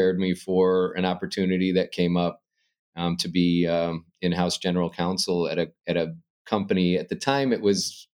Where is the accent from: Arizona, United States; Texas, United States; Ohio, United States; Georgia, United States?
Arizona, United States; moved away as an adult; now in Chicago, United States; I enjoyed growing up in Arizona